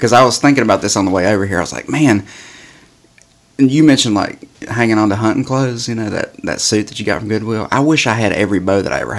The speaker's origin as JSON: {"language": "English", "region": "West Virginia", "country": "United States", "tie": "born or raised there", "moved": "yes", "said": "I grew up in West Virginia."}